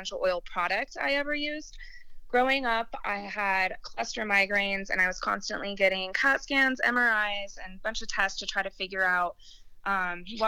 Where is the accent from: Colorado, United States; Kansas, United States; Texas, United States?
Colorado, United States; Littleton; born and raised, I grew up in Littleton